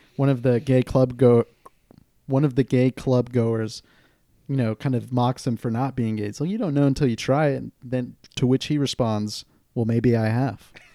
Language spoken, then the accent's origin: English; Santa Cruz, California, United States; it depicts Santa Cruz, my hometown